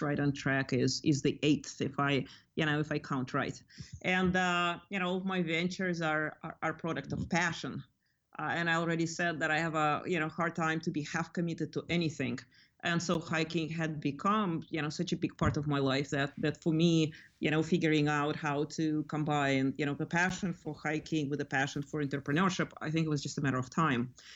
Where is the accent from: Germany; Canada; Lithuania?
Lithuania; now in California, United States; I grew up in Lithuania